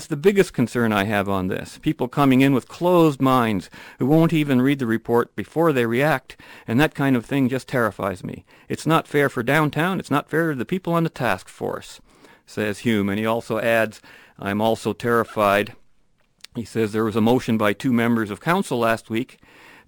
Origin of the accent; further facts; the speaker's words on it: London, Ontario, Canada; English is a second language; when I was a kid growing up in London, Ontario